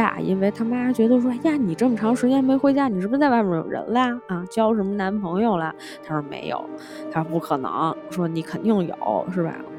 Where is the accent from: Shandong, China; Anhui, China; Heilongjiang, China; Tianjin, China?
Tianjin, China; accent: Beijing; 我作为一个天津人，十分的不好意思跟大家讲，就是我确实不是故意的讲北京腔，就是说话的时候可能会带一点儿，真不是故意的。